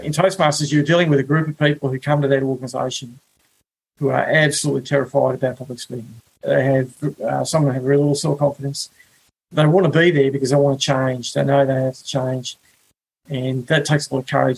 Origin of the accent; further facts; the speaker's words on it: Wollongong, New South Wales, Australia; moved away as an adult; also born or lived in Alice Springs; now in New York, United States; I grew up in Wollongong, a uh, you know, beautiful place